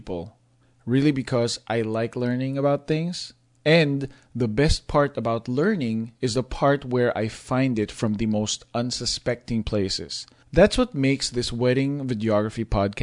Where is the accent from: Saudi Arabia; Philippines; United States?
Philippines; I grew up in the Philippines